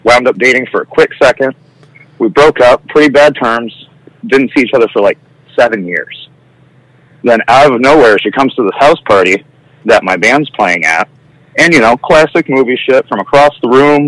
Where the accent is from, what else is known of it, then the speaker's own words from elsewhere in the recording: Midwest, United States; moved away as an adult; also born or lived in Brooklyn, New York; And I'm from the Midwest. I'm sure you can tell by my thick accent.